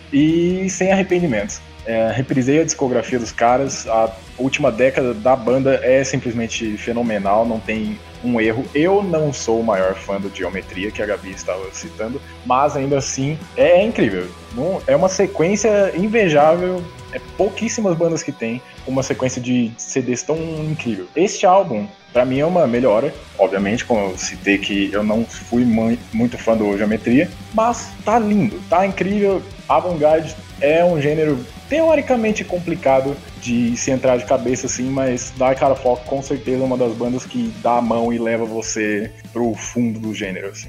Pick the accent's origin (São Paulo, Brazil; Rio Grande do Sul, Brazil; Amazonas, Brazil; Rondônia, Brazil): São Paulo, Brazil; eu sou de São Paulo, tenho vinte e dois anos